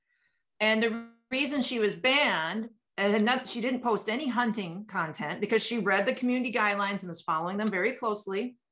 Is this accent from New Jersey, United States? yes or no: no; South Dakota, United States; I grew up in South Dakota.